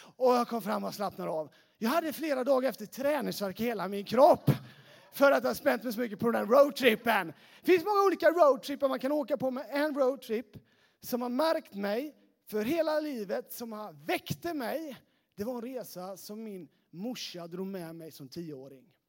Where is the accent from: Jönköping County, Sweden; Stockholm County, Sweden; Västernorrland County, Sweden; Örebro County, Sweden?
Jönköping County, Sweden; Sävsjö; accent: Småland; moved away as an adult; now in Västerås, Sweden; Jag är från Sävsjötrakten